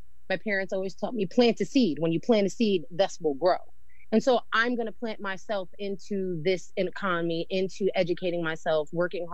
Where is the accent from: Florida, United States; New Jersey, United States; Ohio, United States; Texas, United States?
New Jersey, United States; moved away as an adult; now in North Carolina, United States; So originally, I'm from New Jersey. I was born and raised there, and then I moved here about 14 years ago.